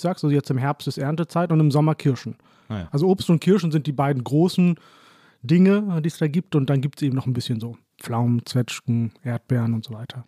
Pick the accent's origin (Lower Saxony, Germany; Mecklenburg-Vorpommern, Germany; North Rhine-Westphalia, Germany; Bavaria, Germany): Lower Saxony, Germany; Hollern-Twielenfleth; also born or lived in Oldenburg; ich bin im Grunde genommen in Holland-Wielenfleet groß ah geworden. Das ist so meine Heimat.